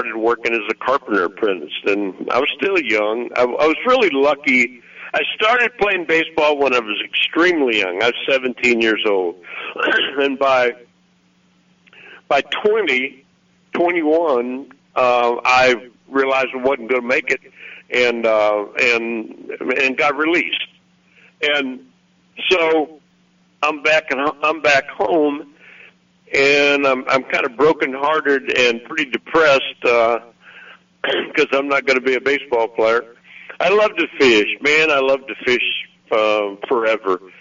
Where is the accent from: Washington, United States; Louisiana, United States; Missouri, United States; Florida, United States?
Missouri, United States; moved away as an adult; now in Arkansas, United States; I was from Missouri